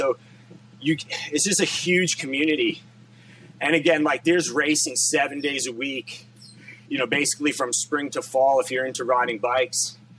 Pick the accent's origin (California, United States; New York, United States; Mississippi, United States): New York, United States; Long Island; So growing up on Long Island, I've kind of been we're right on the ocean, and there's always been like a tri scene for sure, like on Long Island.